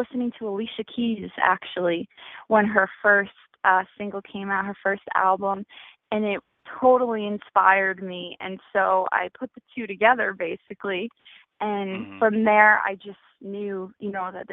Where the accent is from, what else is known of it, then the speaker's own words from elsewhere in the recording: New Jersey, United States; moved away; I'm from Jersey originally